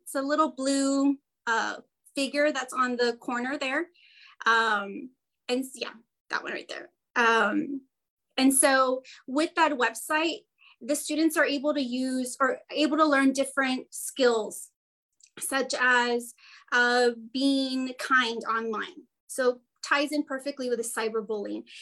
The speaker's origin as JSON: {"language": "English", "town": "Brownsville", "region": "Texas", "country": "United States", "said": "I am from Brownsville, Texas, and I am a middle school librarian."}